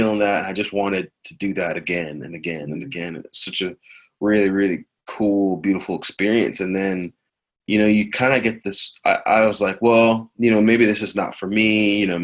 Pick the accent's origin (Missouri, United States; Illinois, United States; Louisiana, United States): Missouri, United States; Columbia; I grew up in Missouri, Columbia, Missouri, and I grew up in the church. And my parents are immigrants. They're from Nigeria.